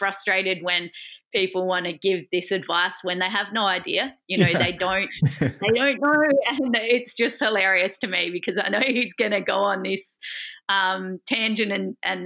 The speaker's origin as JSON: {"language": "English", "town": "Adelaide", "region": "South Australia", "country": "Australia", "moved": "as an adult", "lives_now": "Melbourne, Australia", "said": "I initially wasn't from Melbourne, so I was from Adelaide."}